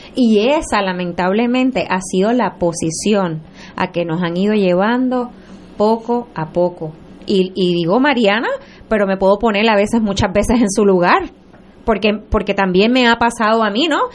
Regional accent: Puerto Rico; como puertorriqueños

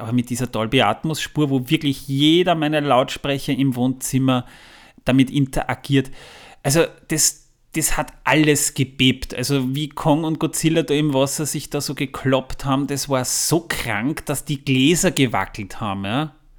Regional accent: Waldviertel, Lower Austria, Austria; bei uns im Waldviertel

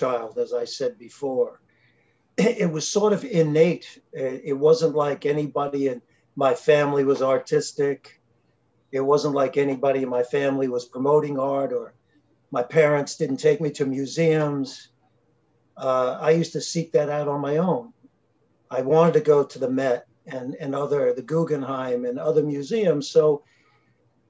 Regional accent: New York City, New York, United States; I was born and raised in Brooklyn, New York, in the city of New York

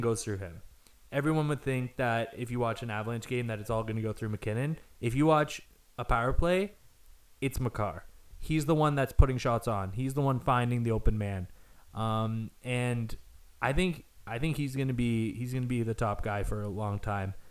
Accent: Hamilton, Ontario, Canada; We're, we're from a city right outside Brantford, which is weird to say because we're from Hamilton.

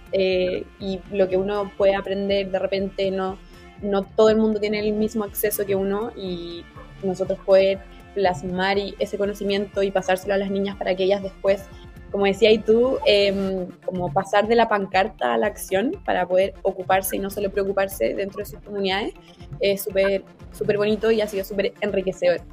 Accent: Santiago, Santiago Metropolitan, Chile; de Santiago, pero mm, ahí tengo un par de familiares en Iquique

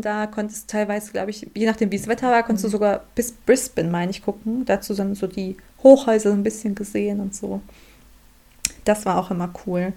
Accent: Germany; ich komme aus Deutschland

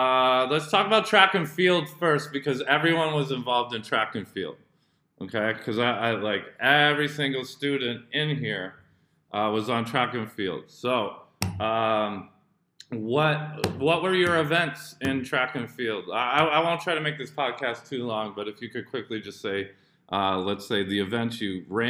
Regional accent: Indonesia; also born or lived in United States; I grew up in Indo too, so, but I am also American, so.

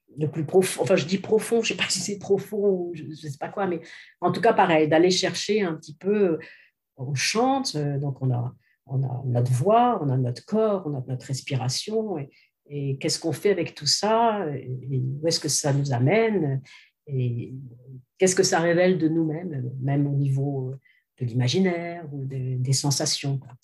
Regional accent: western France, France; also born or lived in Lyon; J'ai fait, fait mes études au conservatoire donc dans l'ouest de la France, puisque je suis française

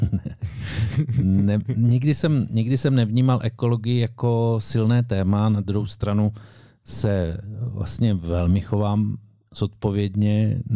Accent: Šumperk, Olomouc Region, Czechia; u nás v Šumperku

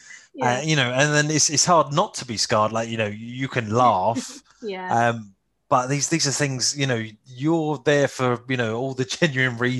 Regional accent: London, United Kingdom; now in Essex, United Kingdom; I'm from East London, Essex, really, border kind of thing. I live in Essex now. I still kind of almost say I predominantly kind of say that I'm more of a Londoner than an Essex boy

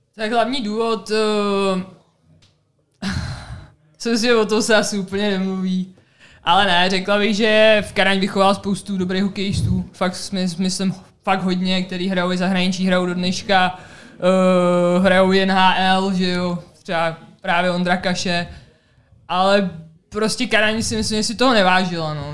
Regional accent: Czechia; moved away as an adult; also born or lived in United States; já jsem z České republiky

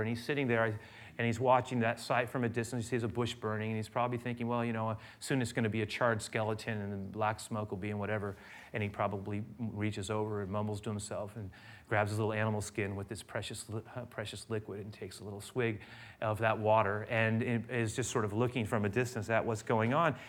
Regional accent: San Francisco, California, United States; I grew up here in San Francisco, not just anywhere in San Francisco

